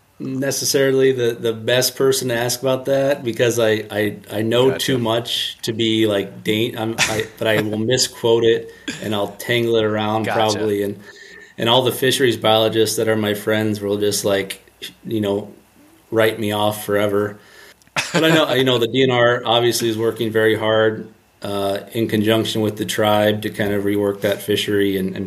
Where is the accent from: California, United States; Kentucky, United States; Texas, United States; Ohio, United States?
Ohio, United States; And I'm biased towards that because I'm from Ohio and, you know, there's a lot of fish there, and it's definitely a great fishery.